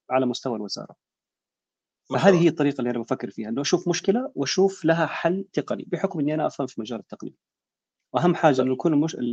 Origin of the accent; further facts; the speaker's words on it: Jeddah, Makkah Province, Saudi Arabia; عندنا بيحكوا نحن من جده آه سيول السيول عندنا الكباري بتقفل